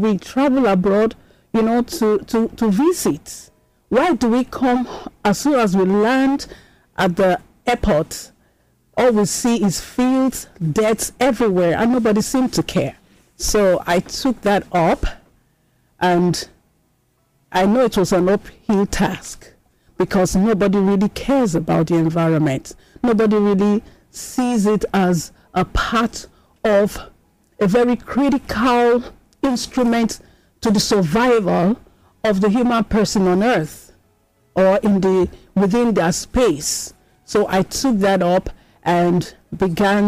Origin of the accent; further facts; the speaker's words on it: Nigeria; as a Nigerian